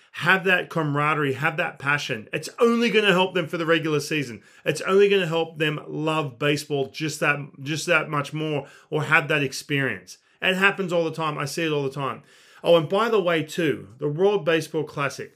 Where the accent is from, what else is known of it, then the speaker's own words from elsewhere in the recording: Australia; I do come from a non-baseball country